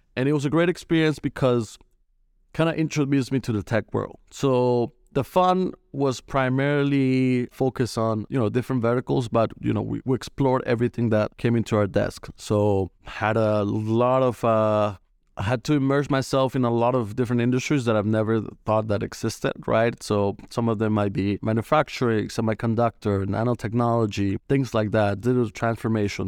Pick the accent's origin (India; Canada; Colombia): Colombia; moved away as an adult; now in United States; I'm originally from Colombia, uh, moved to the States in two thousand fifteen